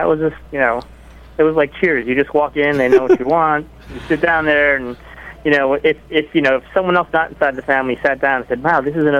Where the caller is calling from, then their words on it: San Francisco, California, United States; San Francisco.